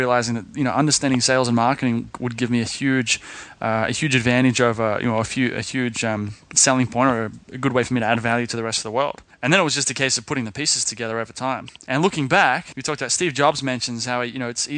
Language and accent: English; Sydney, New South Wales, Australia; when I was in Sydney, I grew up in Sydney